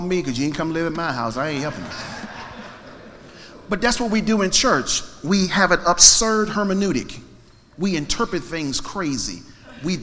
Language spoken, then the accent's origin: English; Alexandria, Virginia, United States; My hometown, city of Alexandria